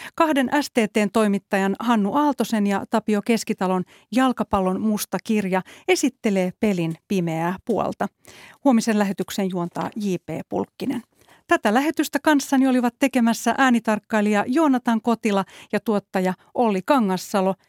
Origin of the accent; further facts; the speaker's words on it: Helsinki, Uusimaa, Finland; Asuin itse lapsena Töölössä Helsingissä